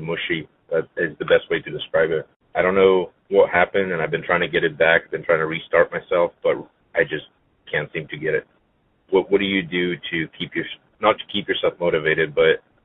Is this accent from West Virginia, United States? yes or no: no; California, United States; I'm from California.